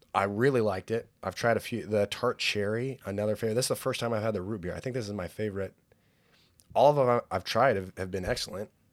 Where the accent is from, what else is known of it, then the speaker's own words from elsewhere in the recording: Pismo Beach, California, United States; moved away; I grew up in Pismo Beach